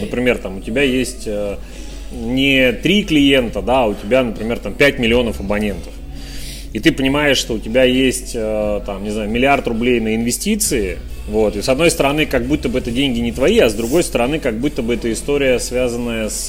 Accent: Urals, Russia; also born or lived in Chelyabinsk; now in Yekaterinburg, Russia; родился и вырос на Урале. Долгое время я жил в Челябинске

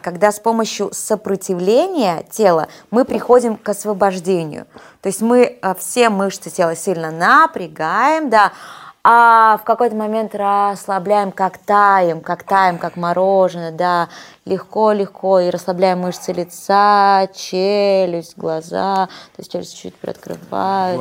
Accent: Nizhny Tagil, Sverdlovsk Oblast, Russia; moved away as an adult; also born or lived in Yekaterinburg / Rostov-on-Don; мы родились в одной практически местности. Я из Нижнего Тагила.

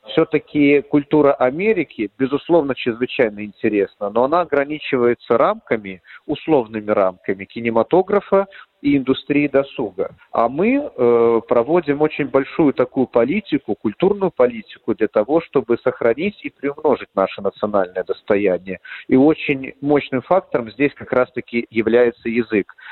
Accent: Belarus; кто мы, белорусы, как этнос, как нация

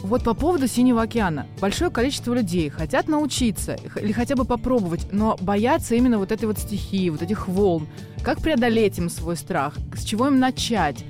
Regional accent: Russia; на территории нашей страны

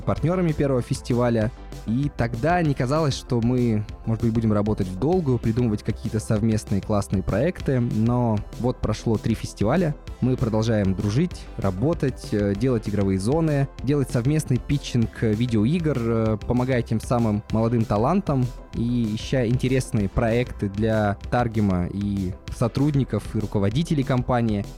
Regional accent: Yekaterinburg, Sverdlovsk Oblast, Russia; из моего родного города, в котором я жил, из Екатеринбурга

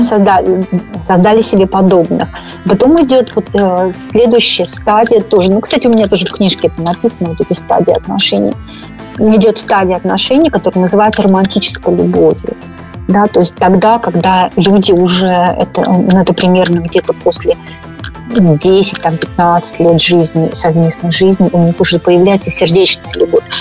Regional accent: Moscow, Russia; moved away as an adult; now in Northern California, United States; Я абсолютно московская девочка.

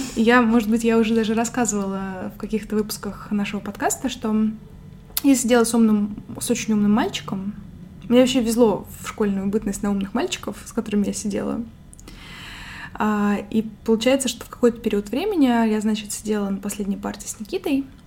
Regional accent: Moscow Oblast, Russia; мне было, наверное, лет 5-6, когда мы с родителями переехали из Тульской области, где я родилась, в Подмосковье

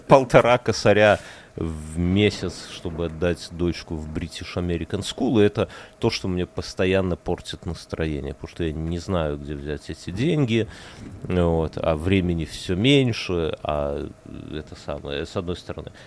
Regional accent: Belarus; now in Lithuania; я из Беларуси

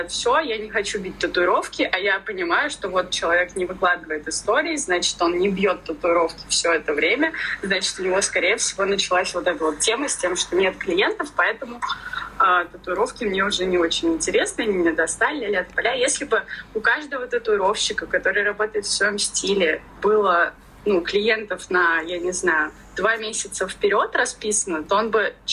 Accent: Ufa, Bashkortostan, Russia; moved away; я из Уфы

